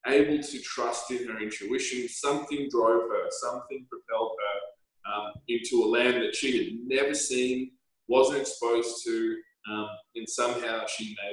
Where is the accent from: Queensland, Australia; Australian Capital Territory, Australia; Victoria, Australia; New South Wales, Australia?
Australian Capital Territory, Australia; Canberra; also born or lived in Scotland; I was born in Scotland, you know, raised in Canberra, and in Canberra, a relatively small town